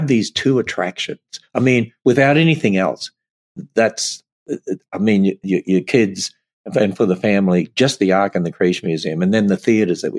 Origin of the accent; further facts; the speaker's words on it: Australia; I'm Australian